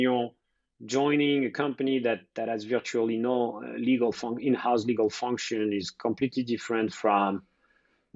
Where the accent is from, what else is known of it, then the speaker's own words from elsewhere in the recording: France; accent: French; moved away as an adult; now in New York City, United States; I am French, although I got U.S. citizenship 2 weeks ago as well.